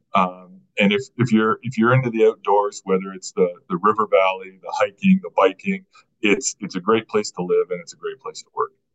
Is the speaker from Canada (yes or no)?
yes; Burlington, Ontario, Canada; also born or lived in Vancouver, Canada; now in Edmonton, Canada; I grew up in Burlington, just west of just west of Toronto, uh, from from Southern Ontario